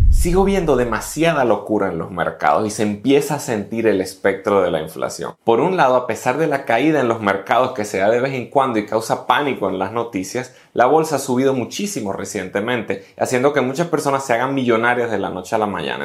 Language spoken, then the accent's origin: Spanish; Venezuela; yo como economista y como venezolano